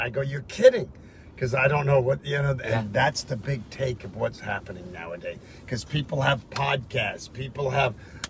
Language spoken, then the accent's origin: English; New York, United States; now in California, United States; I grew up in New York on the subways.